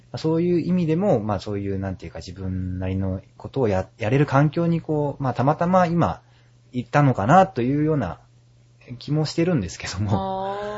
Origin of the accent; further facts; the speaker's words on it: Yokohama, Kanagawa, Japan; 僕地元横浜なんですけど、はい、横浜駅のそばの高校に通ってたんですけど